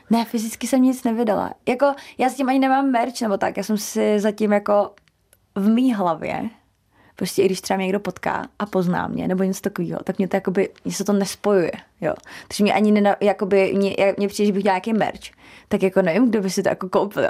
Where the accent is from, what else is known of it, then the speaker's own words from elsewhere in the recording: Czechia; u nás v Česku